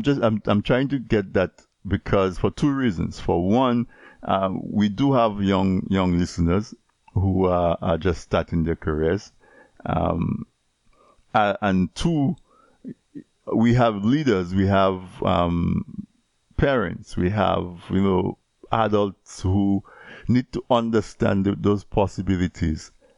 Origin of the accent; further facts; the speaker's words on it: Dominica; as a young person growing up in Dominica, right, or in any one of the other Caribbean islands, where we're mostly rural.